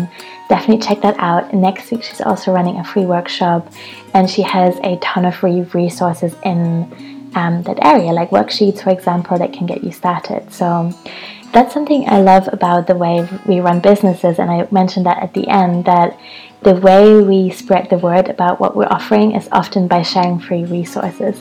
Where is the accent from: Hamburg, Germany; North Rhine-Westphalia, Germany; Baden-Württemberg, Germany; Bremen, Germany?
Hamburg, Germany; I'm still in Hamburg, my hometown